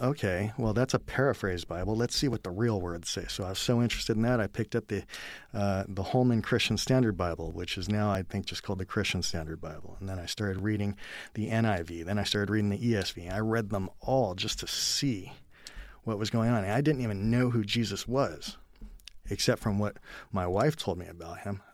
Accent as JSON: {"language": "English", "region": "California", "country": "United States", "tie": "born or raised there", "said": "I was born in California"}